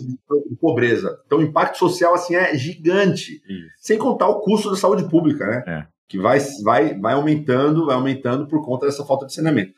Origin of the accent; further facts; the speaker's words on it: United States; moved away as an adult; now in Brazil; Eu cresci nos Estados Unidos